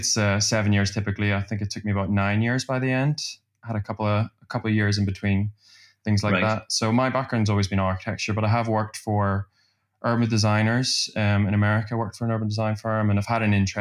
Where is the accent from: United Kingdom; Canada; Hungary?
United Kingdom; Belfast, Northern Ireland; also born or lived in Glasgow; now in London, United Kingdom; in Belfast where I'm from